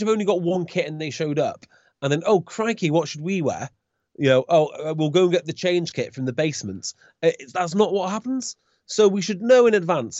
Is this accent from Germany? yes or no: no; Welsh, Wales, United Kingdom; as a Welsh fan growing up